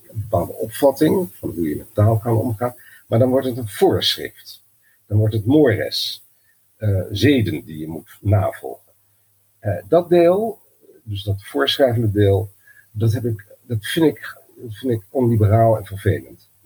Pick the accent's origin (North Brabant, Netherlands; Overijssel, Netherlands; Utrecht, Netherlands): Overijssel, Netherlands; Twente; omdat ik ben opgegroeid in Twente